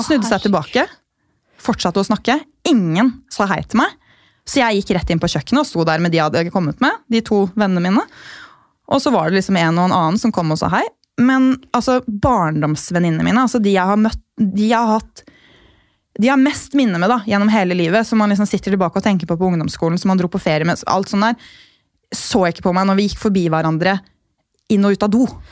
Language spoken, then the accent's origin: Norwegian; Gol, Buskerud, Norway; moved away; jeg kommer fra Gol, som er en kommune med 4000 innbyggere